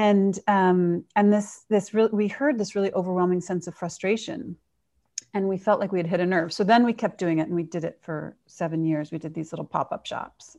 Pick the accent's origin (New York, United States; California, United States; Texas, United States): New York, United States; I grew up in New York